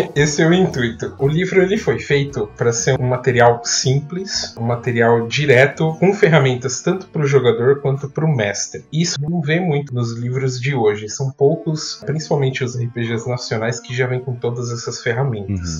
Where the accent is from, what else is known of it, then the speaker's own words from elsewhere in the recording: Piracicaba, São Paulo, Brazil; Eu sou de São Paulo, mas eu cresci na cidade de Piracicaba, terra da pamonha